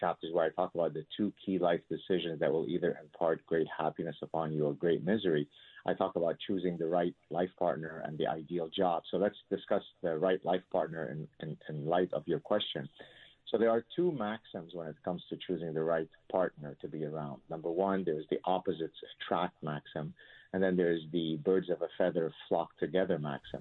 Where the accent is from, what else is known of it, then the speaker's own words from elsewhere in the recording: Lebanon; moved away; my childhood growing up in the Lebanese Civil War